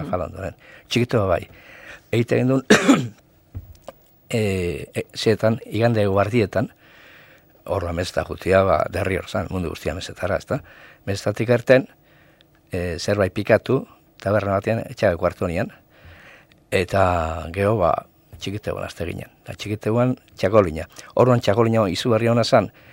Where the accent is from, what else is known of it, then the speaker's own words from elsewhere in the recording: Zumaia, Basque Country, Spain; zu maiarra